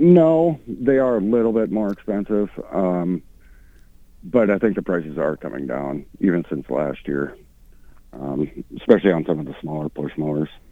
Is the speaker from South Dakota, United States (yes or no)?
yes; Sioux Falls, South Dakota, United States; moved away as an adult; now in Mankato, United States; I'm originally from Sioux Falls.